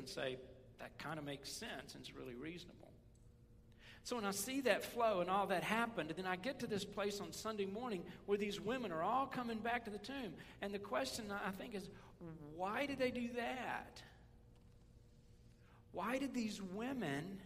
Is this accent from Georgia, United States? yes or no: no; West Tennessee, United States; I grew up in West Tennessee